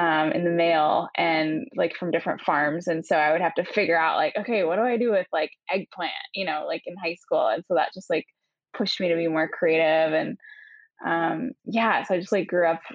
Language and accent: English; Seattle, Washington, United States; moved away as an adult; now in New York, United States; I am from Seattle originally